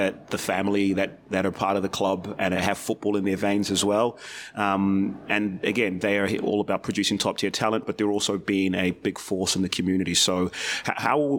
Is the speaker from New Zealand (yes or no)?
yes; New Zealand; as a Kiwi